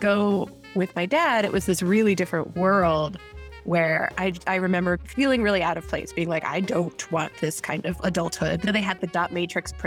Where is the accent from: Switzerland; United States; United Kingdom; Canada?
United States; New York City, New York; I was born in New York City in 1985